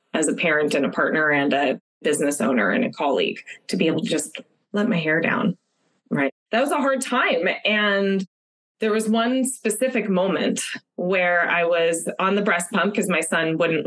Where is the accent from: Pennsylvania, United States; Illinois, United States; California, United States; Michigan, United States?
California, United States; Los Angeles; moved away as an adult; now in San Francisco Bay Area, United States; I'm from Los Angeles originally, born and raised, tons of family, lots of friends that I grew up with all down there